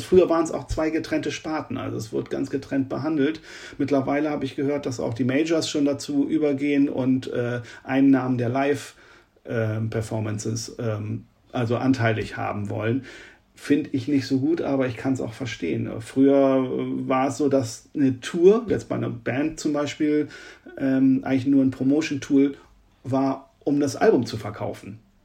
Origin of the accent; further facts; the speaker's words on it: Oldenburg, Lower Saxony, Germany; in Oldenburg, in meiner Heimatstadt